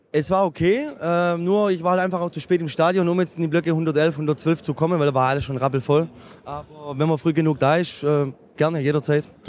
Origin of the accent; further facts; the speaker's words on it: Schorndorf, Baden-Württemberg, Germany; Ich komme aus Schorndorf. Das ist bei Stuttgart, 30 Kilometer entfernt.